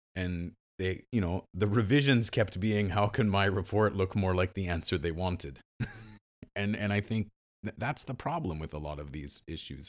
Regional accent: Western Canada, Canada; I'm, I'm from the West

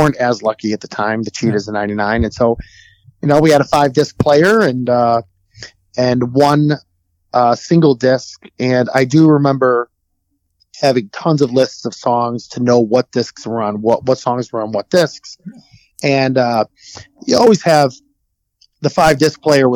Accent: Oak Lawn, Illinois, United States; I grew up on the south side. I grew up in Oak Lawn

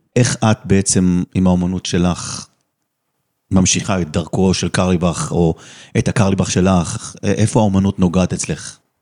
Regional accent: Netherlands; נולדתי גם שם בהולנד

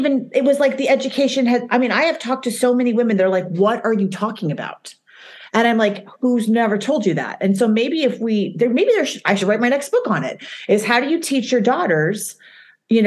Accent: Utah, United States; now in New York, United States; Now I was raised in Utah

